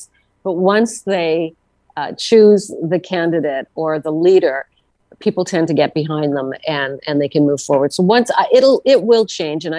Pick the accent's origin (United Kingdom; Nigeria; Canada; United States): Canada; Northern Ontario; moved away; also born or lived in Ottawa region, Ontario; I grew up in Northern Ontario